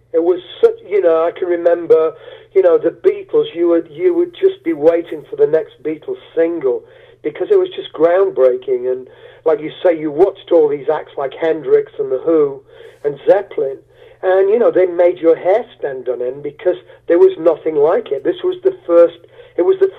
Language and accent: English; Sherwood Forest, Nottinghamshire, East Midlands, United Kingdom; also born or lived in Beaufort, United States / Charlotte, United States; now in Yorkshire, United Kingdom; I grew up in Sherwood Forest, near Sherwood Forest, Nottinghamshire, you know, land of Robin Hood.